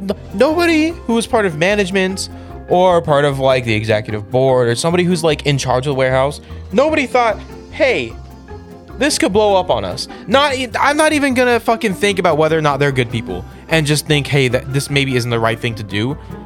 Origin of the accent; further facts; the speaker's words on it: Fremont, California, United States; I was born in Fremont.